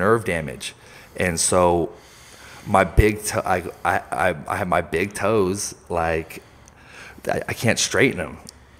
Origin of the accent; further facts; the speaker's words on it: Santa Cruz, California, United States; moved away as an adult; now in Reno, United States; So I grew up in Santa Cruz